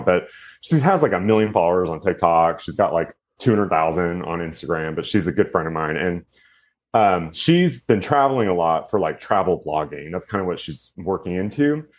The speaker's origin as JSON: {"language": "English", "town": "Houston", "region": "Texas", "country": "United States", "tie": "born or raised there", "also_born_or_lived": "Austin, Texas / New York City", "said": "I'm actually from Houston, Texas, but I moved to Austin, Texas because my best friend was there."}